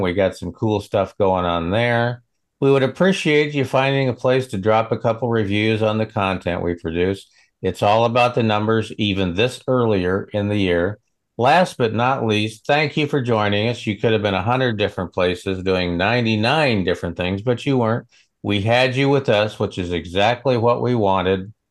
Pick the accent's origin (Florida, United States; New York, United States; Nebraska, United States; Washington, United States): Nebraska, United States; I'm a cowboy from Nebraska